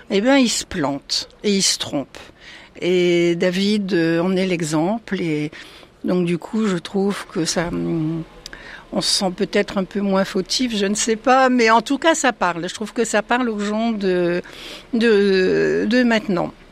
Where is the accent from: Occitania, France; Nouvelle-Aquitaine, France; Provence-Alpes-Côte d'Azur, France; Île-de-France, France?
Nouvelle-Aquitaine, France; je viens du Poitou.